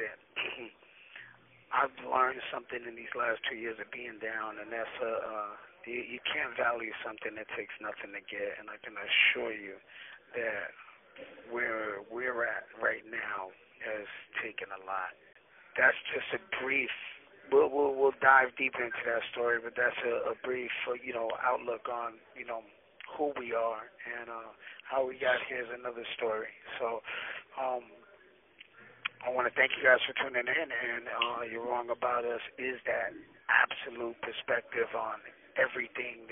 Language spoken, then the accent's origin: English; New York, United States; moved away as an adult; also born or lived in San Jose; now in Oakland, United States; I'm born and raised in New York. I actually finished high school in San Jose and went back to New York